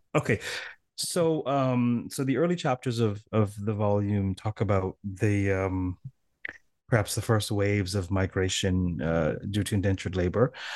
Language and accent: English; Toronto, Ontario, Canada; I'm from Toronto